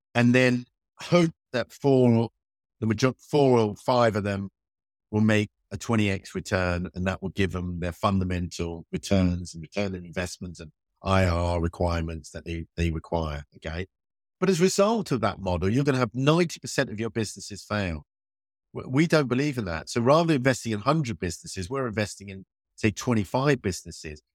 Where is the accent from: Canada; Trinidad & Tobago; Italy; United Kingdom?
United Kingdom; born or raised there